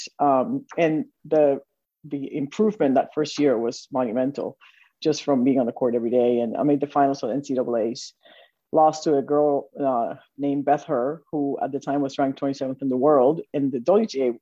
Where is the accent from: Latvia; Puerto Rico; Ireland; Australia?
Puerto Rico; moved away as an adult; I grew up in Puerto Rico